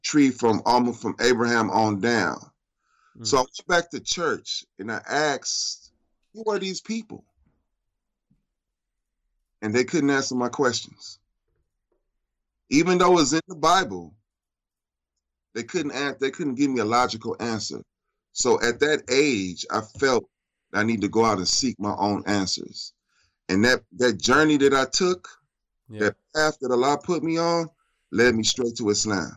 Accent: Compton, California, United States; born and raised in Compton, California.

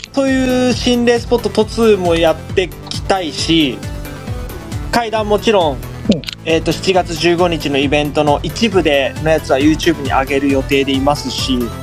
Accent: Higashimatsuyama, Saitama, Japan; その自分の地元、うん、はいが東松山

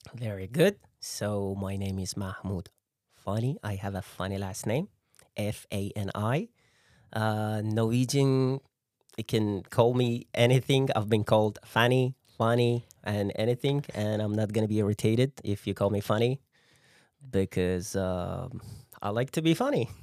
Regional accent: Iran; now in Norway; I'm Persian, I'm from Iran

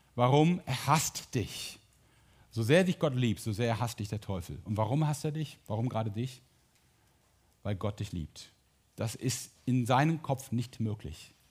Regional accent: Mönchengladbach, North Rhine-Westphalia, Germany; ich bin Borussia Mönchengladbach-Fan, weil ich da geboren und aufgewachsen bin

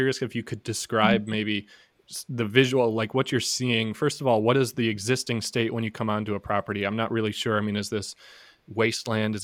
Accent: Minnesota, United States; I'm from Minnesota.

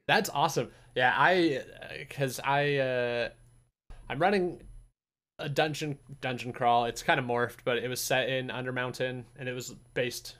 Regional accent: Utah, United States; I'm from Utah

